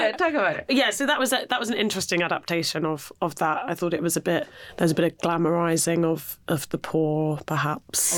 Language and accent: English; Penzance, South West England, United Kingdom; now in London, United Kingdom; I'm from Penzance, like yeah, ah. out, on the way out to Land's End